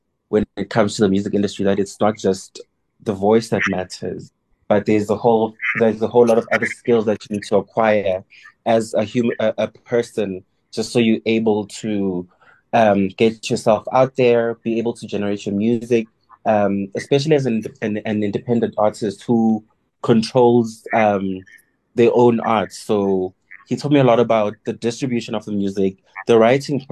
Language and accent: English; KwaZulu-Natal, South Africa; now in Johannesburg, South Africa; born and bred in KZN, but I am currently based in Johannesburg